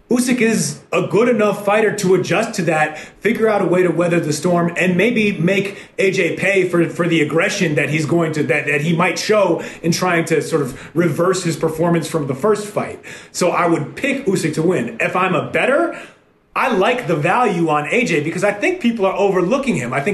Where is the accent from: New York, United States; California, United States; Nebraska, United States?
New York, United States; New York City; grew up in the 90s when new york was a little grittier